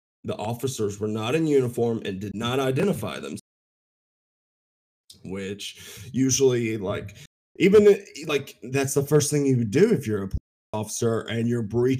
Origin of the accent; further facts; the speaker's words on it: the South, United States; I say that as a Southerner myself